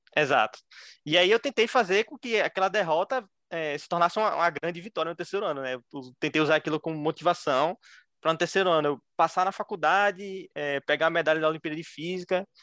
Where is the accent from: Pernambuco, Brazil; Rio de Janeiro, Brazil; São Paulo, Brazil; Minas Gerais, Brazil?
Pernambuco, Brazil; Recife; eu tenho 23 anos, sou de Recife